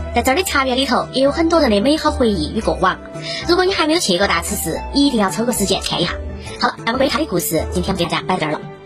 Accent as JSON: {"language": "Chinese", "town": "Chengdu", "region": "Sichuan", "country": "China", "said": "我们成都人"}